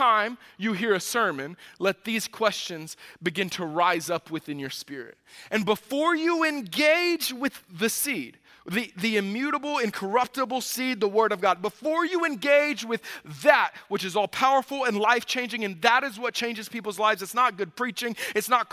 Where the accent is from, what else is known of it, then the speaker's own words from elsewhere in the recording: the South, United States; now in Midwest, United States; I grew up in the South